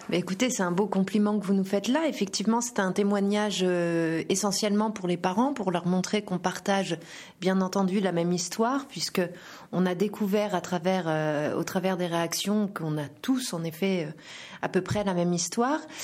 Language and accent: French; France; chez nous, en France